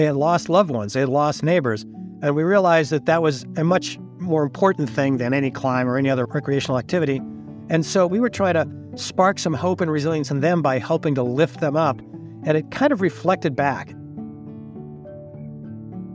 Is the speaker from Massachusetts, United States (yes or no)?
yes; Massachusetts, United States; moved away as an adult; now in Fort Collins, United States; I have emigrated out here when I was in my 20s to be near the mountains from my home state of Massachusetts